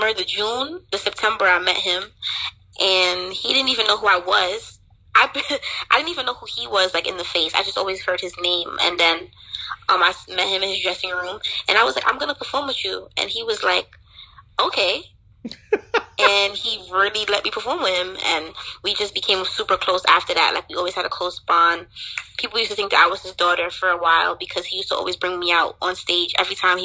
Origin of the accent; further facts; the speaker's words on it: New York City, New York, United States; also born or lived in Trinidad; I was born in New York, but my mom and my dad, they always were, like, heavily invested in the culture, so I always used to go back and forth from Trinidad and New York growing up